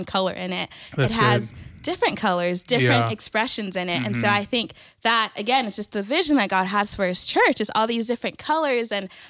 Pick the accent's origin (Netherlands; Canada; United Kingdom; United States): United States; El Paso, Texas; I'm Nigerian, I'm from El Paso